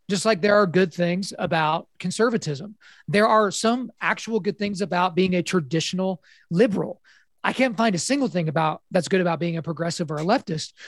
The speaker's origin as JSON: {"language": "English", "region": "Oklahoma", "country": "United States", "tie": "born or raised there", "said": "born and raised in Oklahoma"}